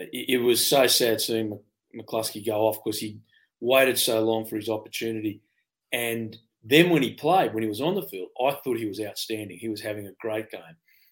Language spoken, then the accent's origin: English; Australia; as Australian born and bred, and, you know, I learnt my rugby there.